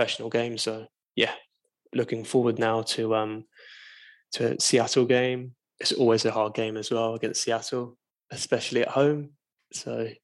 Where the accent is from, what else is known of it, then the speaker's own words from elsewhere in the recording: England, United Kingdom; I'm English